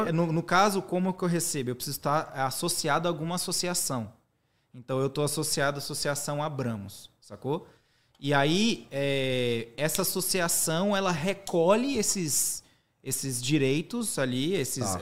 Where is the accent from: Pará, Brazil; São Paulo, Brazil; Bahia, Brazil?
Bahia, Brazil; Teixeira de Freitas; moved away; also born or lived in Salvador / United States; sou natural de Teixeira de Freitas, é uma cidade no extremo sul da Bahia